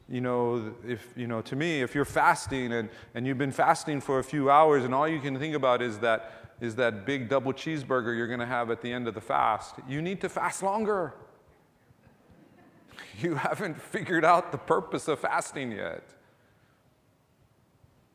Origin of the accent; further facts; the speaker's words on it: Ewa Beach, Hawaii, United States; we grew up in Eva Beach back in the 70s, early 80s